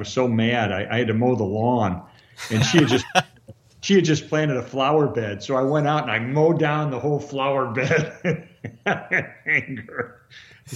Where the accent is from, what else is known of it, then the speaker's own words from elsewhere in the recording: Chicago, Illinois, United States; also born or lived in Arlington Heights; I grew up in Chicago. My dad was an attorney who had his own business in downtown Chicago. We lived in Arlington Heights